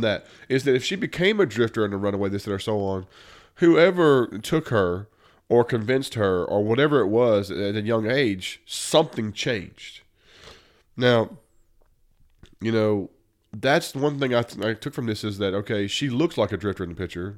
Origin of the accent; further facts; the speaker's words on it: Mississippi, United States; we grew up in the South